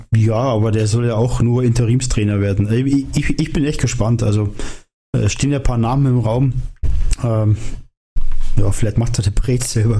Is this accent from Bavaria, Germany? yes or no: yes; where the Isar flows, Bavaria, Germany; moved away; da wo ich herkomme, sagt man das so. Da geht noch viel Wasser die Isar runter.